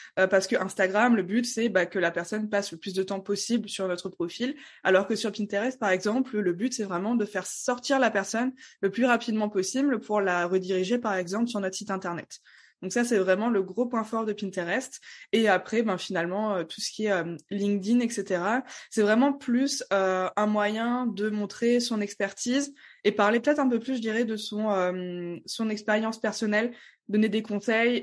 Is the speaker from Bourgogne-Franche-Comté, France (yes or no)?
no; Strasbourg, Grand Est, France; je viens de Strasbourg.